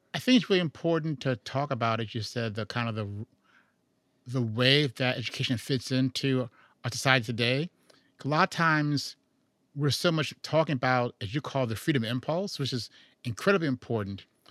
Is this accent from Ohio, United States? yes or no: no; Chicago, Illinois, United States; I'm from Chicago